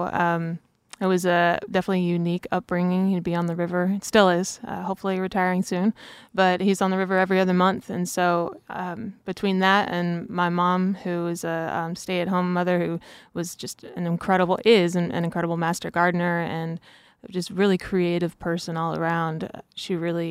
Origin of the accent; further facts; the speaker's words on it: Lupus, Missouri, United States; I grew up near Lupus, Missouri